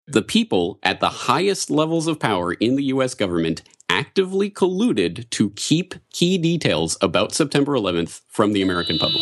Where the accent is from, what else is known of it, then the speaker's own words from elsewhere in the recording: Canada; moved away as an adult; also born or lived in Ireland; now in Japan; I'm a Canadian